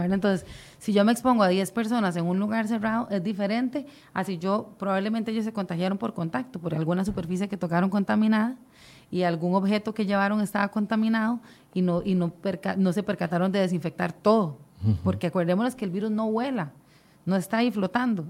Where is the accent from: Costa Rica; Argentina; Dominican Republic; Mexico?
Costa Rica